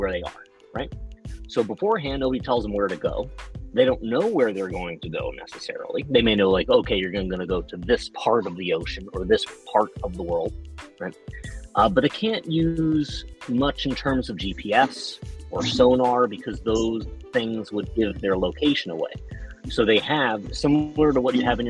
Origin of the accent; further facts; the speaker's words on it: New York, United States; I'm from New York.